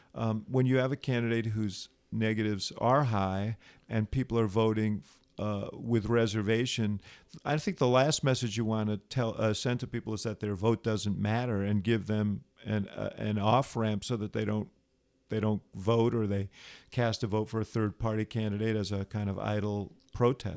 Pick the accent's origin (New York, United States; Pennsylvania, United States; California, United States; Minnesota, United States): New York, United States; moved away as an adult; now in Chicago, United States; I grew up in New York, moved to Chicago to go to college